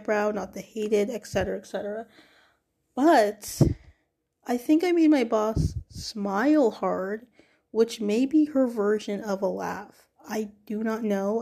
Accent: Toronto, Ontario, Canada; I'm also from Toronto

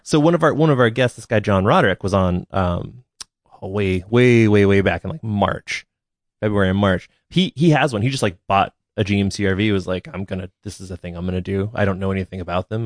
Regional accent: the Northwest, Pacific Northwest, United States; I'm from the Northwest where, like, cars live

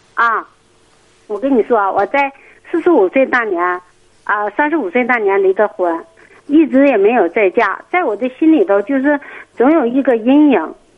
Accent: Northeast China, China; moved away; 那时候我是东北的，我是个农村的

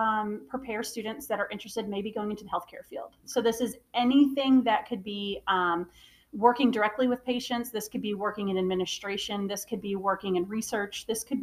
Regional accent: New York, United States; moved away as an adult; now in Charleston, United States; And so I actually came from up north. So I am from a New Yorker by birth, but I came down here by happen circumstance

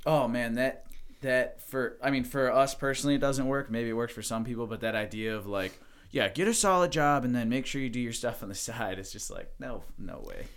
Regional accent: Mentor, Ohio, United States; I was born in Mentor, Ohio

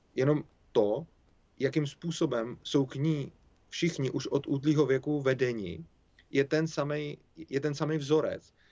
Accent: Czechia; my Češi

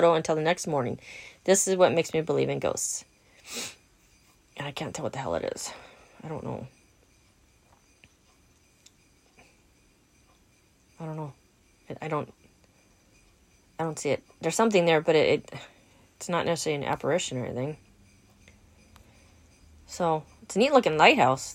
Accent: Southern California, United States; I'm from Southern California

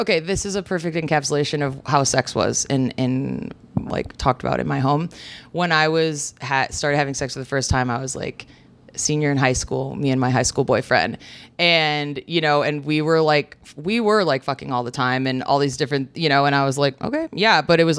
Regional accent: a suburb of Chicago, Illinois, United States; I grew up in like a suburb of Chicago.

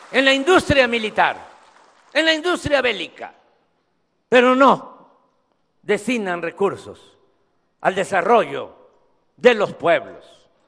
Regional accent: Mexico; soy el mexicano que más conoce todos los municipios de México, todos.

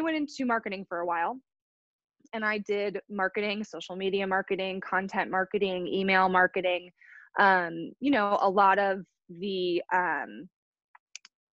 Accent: Chicago, Illinois, United States; now in Kansas City, United States; I'm from Chicago originally

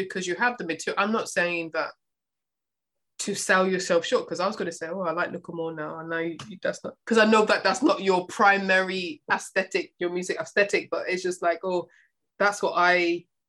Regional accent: United Kingdom; I'm from the UK, so you talk about my accent

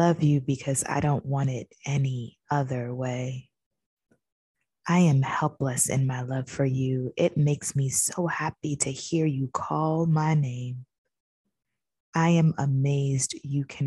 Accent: New York, United States; I am from New York

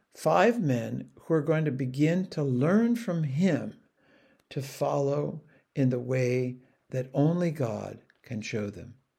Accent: United States; the man knew I was an American

